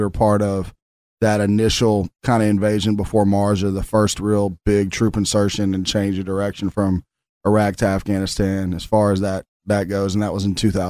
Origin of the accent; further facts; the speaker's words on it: Memphis, Tennessee, United States; I'm from Memphis, Tennessee, born and raised, the land of blues, barbecue, and Stax Records.